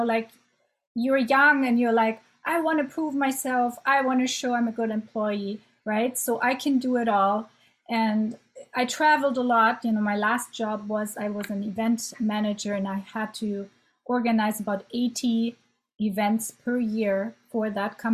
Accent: Germany; moved away as an adult; also born or lived in Ottawa, Canada; now in Canada; So I'm German. I'm born and raised in Germany

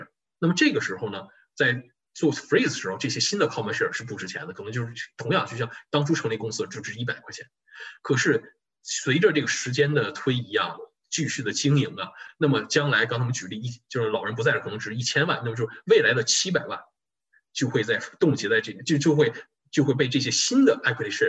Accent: China; 对于我们中国人来讲啊，尤其不光是中国人，就是亚裔啊

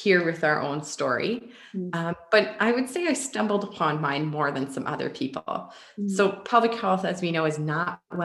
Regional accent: Ponoka, Alberta, Canada; So I'm from a small town of about 7,000 people called Ponoka in Alberta, Canada. And my family, we were very active as a family growing up

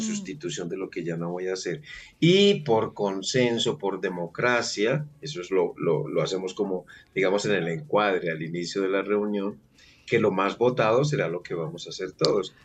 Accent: Medellín, Antioquia, Colombia; Yo soy colombiano. Ok. Eh, y estoy ahora precisamente en Colombia, en mi ciudad que es Medellín.

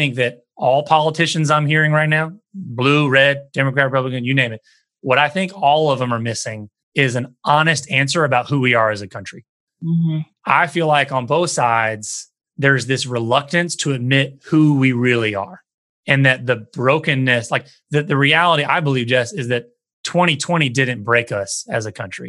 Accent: the American South, United States; I grew up in the American South

